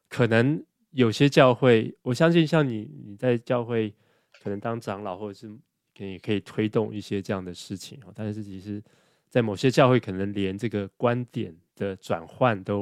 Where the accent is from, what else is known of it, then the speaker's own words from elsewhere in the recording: Taiwan; now in United States; 那对我觉得就是我自己在美国，我也知道整个这个大的环境，就比如说这个气候的变迁，比如说我们我们从台湾来这个垃圾回收啊。